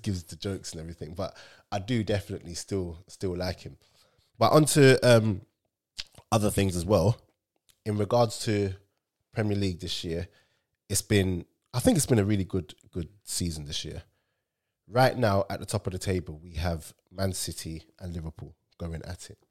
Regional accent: Nigeria; me as a Nigerian

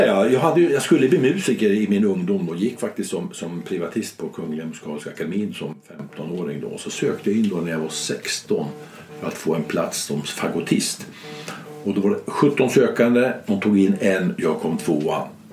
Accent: Gävle, Gävleborg County, Sweden; moved away; also born or lived in Stockholm / Urshult; min hemstad Gävle

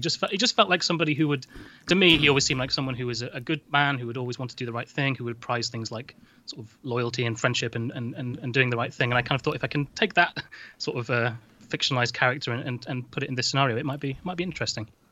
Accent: Doncaster, Yorkshire and the Humber, United Kingdom; I'm from Doncaster, the same as him.

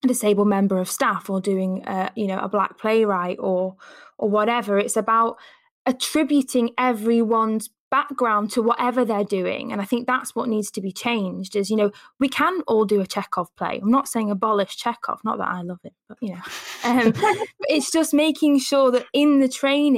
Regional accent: Newcastle upon Tyne, North East England, United Kingdom; accent: Geordie; I'm from Newcastle, I then have to show that I can do a Southern accent

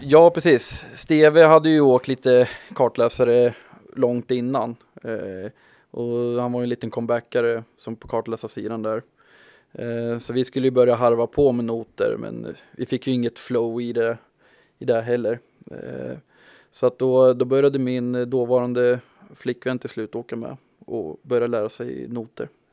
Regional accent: Malmköping, Södermanland, Sweden; moved away; also born or lived in Stockholm; jag är från Manköping ifrån början

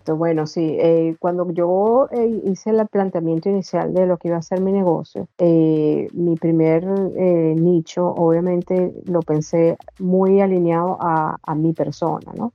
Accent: Venezuela; moved away as an adult; now in Australia; vengo original de Venezuela, pero tengo ya más de 13 años viviendo en Australia

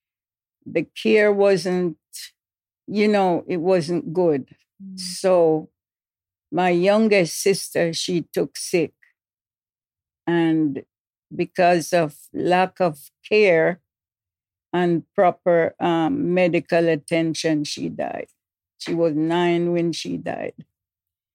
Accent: Fair Prospect, Portland, Jamaica; moved away; Upper Fair Prospect. Portland, Jamaica, West Indies. That's where I was born.

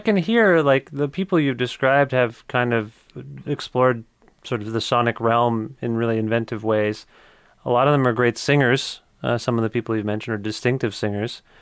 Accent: Kitchener, Ontario, Canada; also born or lived in Cambridge, Ontario; I was born in Kitchener, Ontario

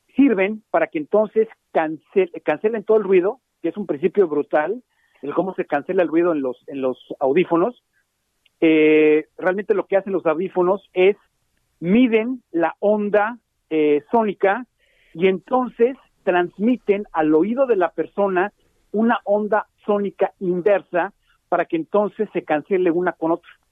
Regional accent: Mexico; nosotros los mexicanos

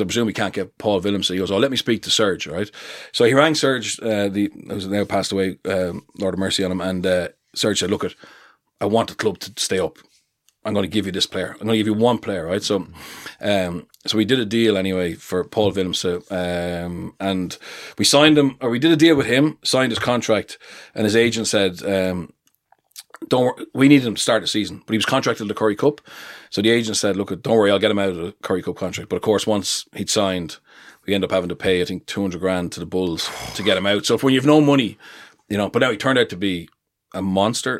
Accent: Leinster, Ireland; I'm from Leinster

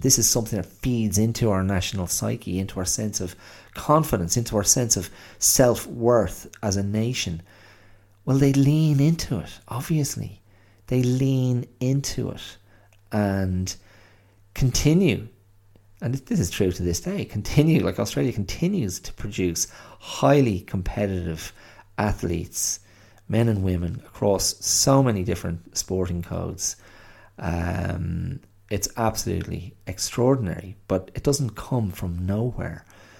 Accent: Ireland; here in Ireland, many of us just refer to the Irish language simply as Irish, not Gaelic.

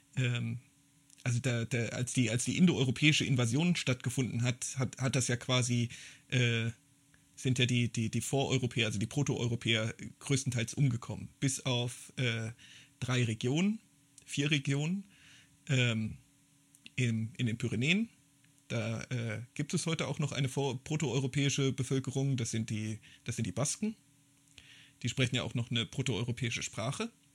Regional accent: Germany; als zeitgenössischer Deutscher

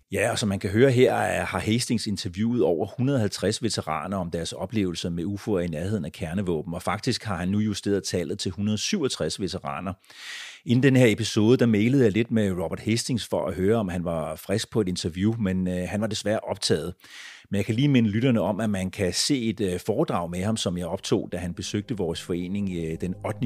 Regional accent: Denmark; born or raised there; also born or lived in United States

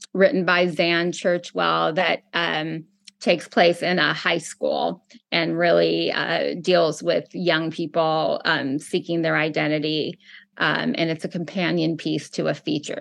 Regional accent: Chicago, Illinois, United States; moved away as an adult; now in Los Angeles, United States; I grew up in Chicago.

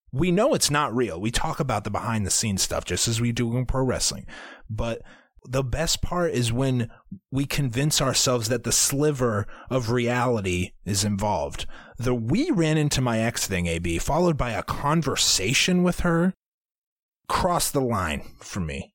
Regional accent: Iowa, United States; we are from Iowa, but we don't know anything about farms.

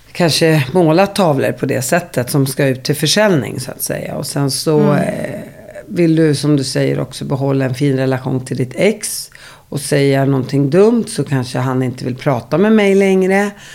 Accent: Uppsala, Uppsala County, Sweden; när jag växte upp, där tror jag folk började hångla och ligga när de gick i ni, nian. Inte sexan, var sjuan. Det är i Uppsala

